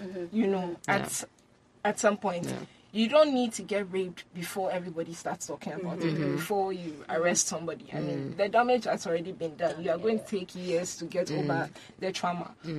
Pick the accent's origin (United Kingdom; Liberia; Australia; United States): Liberia; moved away; I grew up in Liberia. And the estates that we lived in, there were no walls.